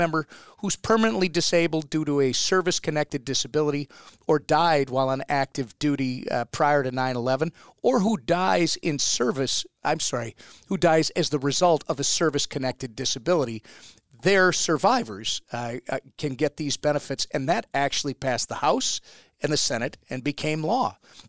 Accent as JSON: {"language": "English", "region": "Minnesota", "country": "United States", "said": "we're from Minnesota."}